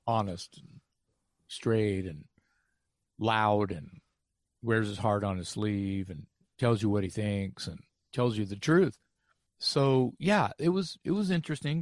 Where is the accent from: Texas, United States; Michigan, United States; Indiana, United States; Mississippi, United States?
Texas, United States; I'm a kid from Texas, never been anywhere